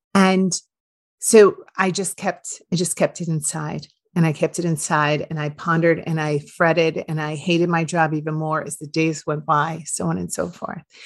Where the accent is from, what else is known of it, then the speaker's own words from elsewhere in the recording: Iowa, United States; moved away as an adult; I moved from nowhere, Iowa, and that is no offense to anyone who still lives in my town